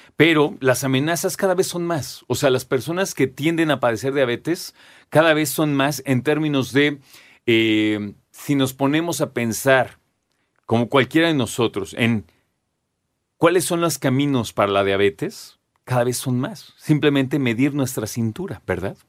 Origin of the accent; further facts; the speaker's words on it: Mexico; nosotros como mexicanos